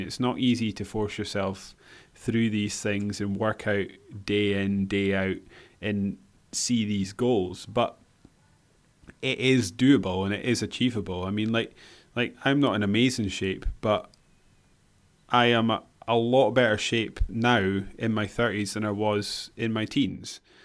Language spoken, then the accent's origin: English; Scotland, United Kingdom; we're Scottish